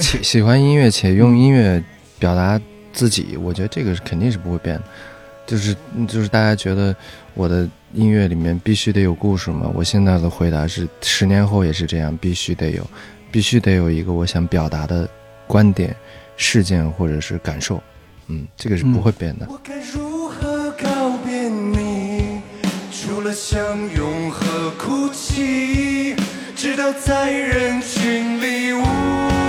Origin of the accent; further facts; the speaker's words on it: Xinjiang, China; 因为我是在新疆长大的嘛